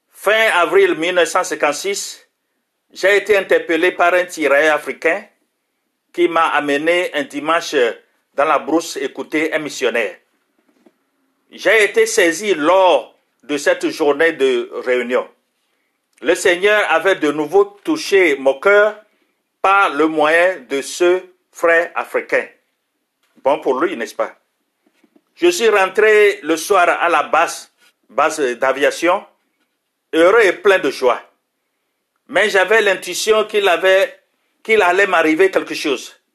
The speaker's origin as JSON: {"language": "French", "country": "France", "tie": "born there", "said": "Je suis d'origine russe. Je suis né en France dans une famille chrétienne. Mes parents étaient réfugiés russes."}